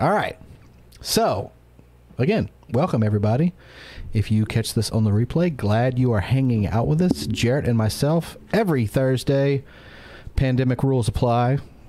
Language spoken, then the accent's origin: English; Mississippi, United States; dude, I'm from Mississippi. You don't get any more southern than here.